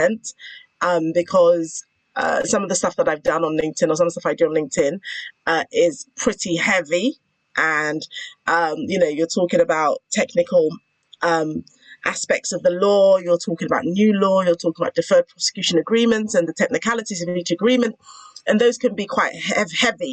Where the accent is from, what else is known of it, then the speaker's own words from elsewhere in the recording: United Kingdom; I am a lawyer, a British lawyer. So I don't use the term attorney. I'm a British lawyer